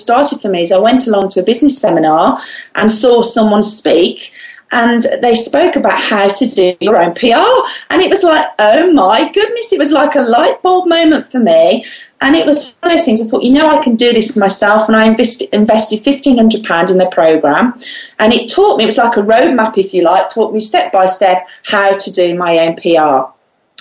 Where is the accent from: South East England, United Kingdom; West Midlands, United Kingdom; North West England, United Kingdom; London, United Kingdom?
West Midlands, United Kingdom; Solihull; I'm from the West Midlands in the UK, a place called Solihull